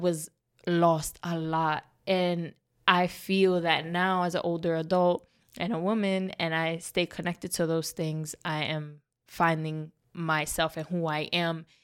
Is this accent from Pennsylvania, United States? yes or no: no; New York City, New York, United States; moved away as an adult; now in Tampa, United States; Born and raised in the Bronx, New York